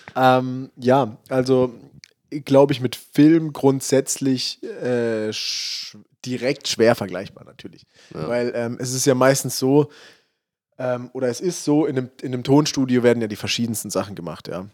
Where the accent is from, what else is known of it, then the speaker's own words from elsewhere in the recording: Freiburg, Baden-Württemberg, Germany; ich komme ja aus Freiburg